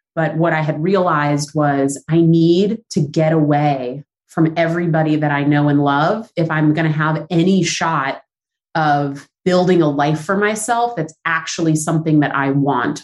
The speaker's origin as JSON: {"language": "English", "town": "Los Angeles", "region": "California", "country": "United States", "tie": "born or raised there", "moved": "as an adult", "lives_now": "New York, United States", "said": "I am from Southern California, so the San Fernando Valley, right outside of LA. Technically, a valley girl, if you go by that definition. I uh, moved to New York when I was 19, so I've been in New York a long time, but born and raised in uh, the valley."}